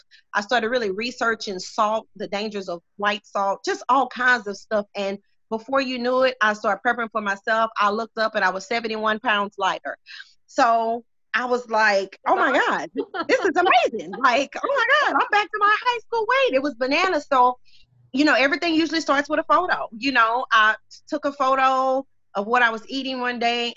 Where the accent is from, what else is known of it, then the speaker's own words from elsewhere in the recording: Beaumont, Texas, United States; I am born and raised here in Beaumont, Texas